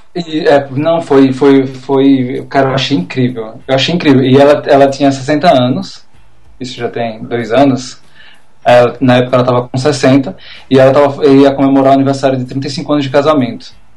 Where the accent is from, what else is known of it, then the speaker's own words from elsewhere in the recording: Maceió, Alagoas, Brazil; moved away as an adult; also born or lived in interior of São Paulo; now in São Paulo, Brazil; eu sou daqui do interior de São Paulo, mas eu fui para lá criança e acabei minha, passei minha adolescência inteira em Maceió. Então, eu sou um, um eu sou um nordestino pirata, mas nordestino